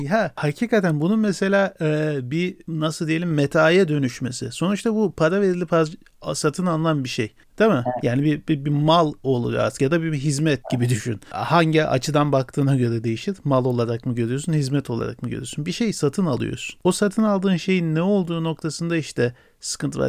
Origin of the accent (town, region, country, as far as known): Turkey